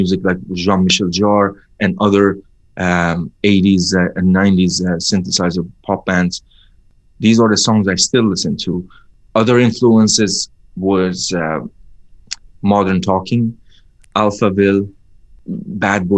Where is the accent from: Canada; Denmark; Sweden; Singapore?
Sweden; also born or lived in Iran / Spain; when we moved from Iran, when I was very young, we lived in Spain for a year. And then afterwards, we moved to Sweden